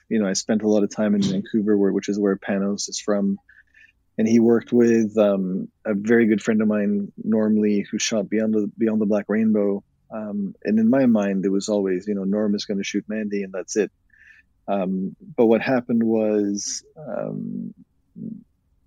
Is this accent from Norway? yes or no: yes; Norway; moved away; I was from Norway originally